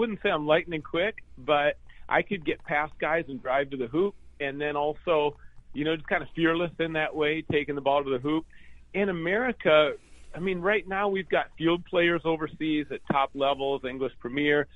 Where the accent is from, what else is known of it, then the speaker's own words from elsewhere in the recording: Minnesota, United States; also born or lived in Iowa / California; now in Seattle, United States; I grew up in Minnesota, and my parents got divorced when I was seven